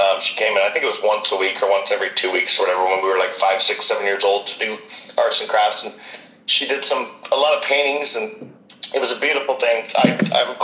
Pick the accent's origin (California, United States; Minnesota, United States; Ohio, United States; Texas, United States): California, United States; Vacaville; moved away as an adult; now in Cork, Ireland; I grew up in California, Vacaville